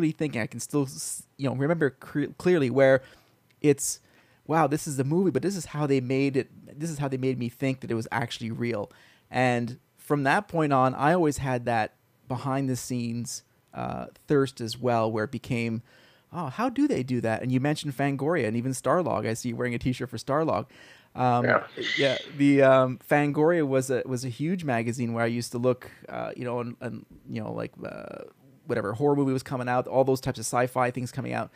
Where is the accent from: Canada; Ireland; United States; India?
Canada; Montreal, Quebec; I grew up in Montreal